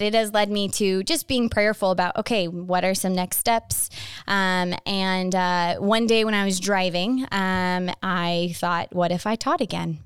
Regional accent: Phoenix, Arizona, United States; I grew up in North Phoenix

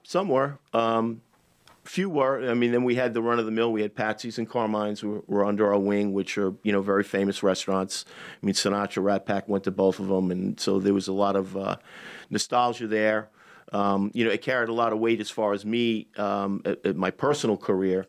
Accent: Long Island, New York, United States; moved away as an adult; also born or lived in Manhattan; I'm from Long Island

